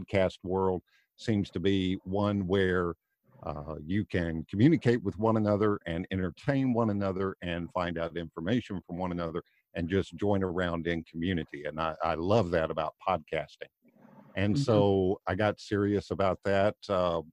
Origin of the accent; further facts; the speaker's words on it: Tennessee, United States; moved away as an adult; now in Florida, United States; I'm originally from Tennessee, now living in Florida